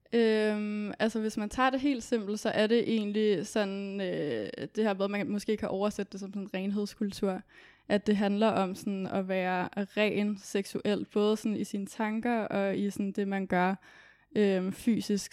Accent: Copenhagen, Capital Region of Denmark, Denmark; Kommer fra København

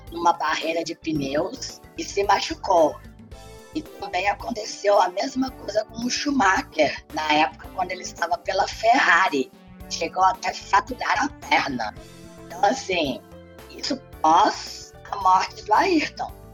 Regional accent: Brazil; eu sou muito brasileira

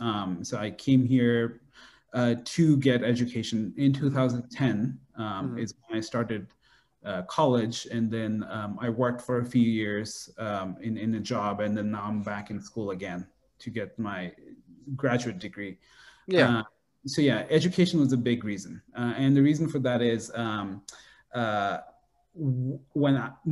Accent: Saudi Arabia; now in United States; And so I was born in Saudi Arabia. But my growth was very much around people from Bangladesh, my family. So I very much grew up as Bangladeshi.

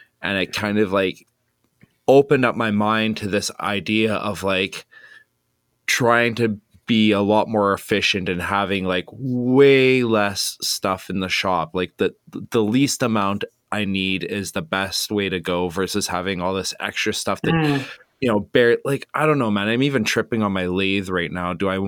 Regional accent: Canada; I'm Canadian, eh?

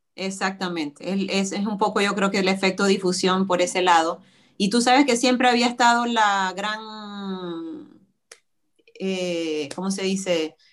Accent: Venezuela; moved away as an adult; now in United States

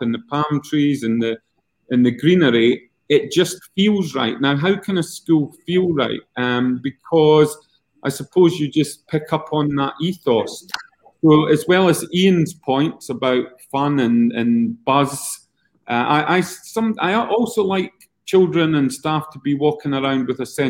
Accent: Scotland, United Kingdom; accent: Scottish; moved away; my Scottish accent

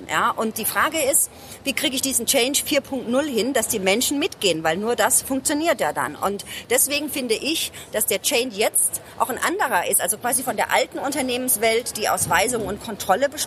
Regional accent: Ludwigshafen, Rhineland-Palatinate, Germany; Ähm, also ich komme aus Ludwigshafen, das ist eine Stadt, Arbeiterstadt.

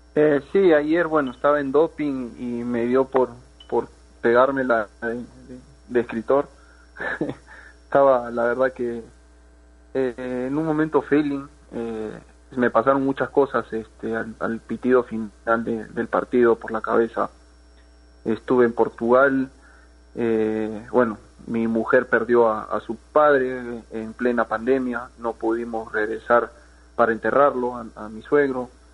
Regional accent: Peru; moved away as an adult; no es fácil salir de Perú, eh, eso, lo saben todos los que jugamos fútbol ahí en, en, en Perú

